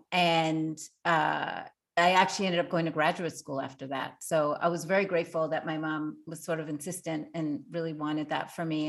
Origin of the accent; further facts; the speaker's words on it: Montreal, Quebec, Canada; I grew up in Montreal.